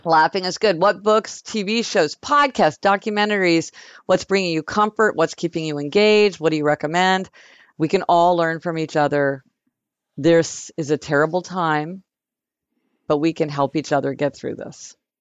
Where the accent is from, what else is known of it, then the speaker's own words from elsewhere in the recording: Kansas City, United States; now in New York City, United States; when we were growing up in Kansas City